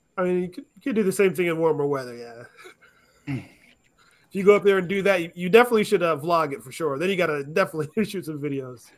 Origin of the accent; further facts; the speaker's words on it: Alaska, United States; moved away as an adult; now in Arizona, United States; I grew up in Alaska